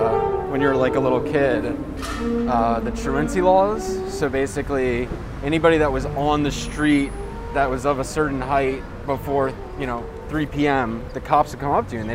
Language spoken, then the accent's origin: English; New York City, New York, United States; growing up in New York